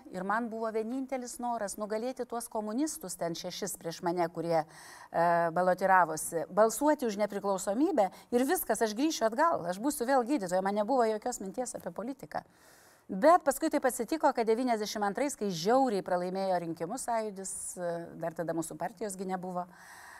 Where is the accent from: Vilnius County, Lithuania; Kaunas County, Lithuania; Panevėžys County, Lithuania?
Panevėžys County, Lithuania; Panevėžys; also born or lived in Tytuvėnai / Pasvalys; Šiaip aš esu panevežėti, tilta galiuose mano babytė gyveno ir ten mano tėviškė